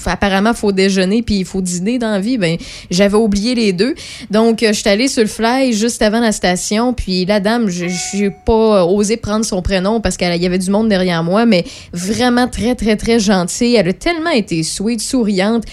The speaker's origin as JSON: {"language": "French", "region": "Quebec", "country": "Canada", "said": "On est Québécois"}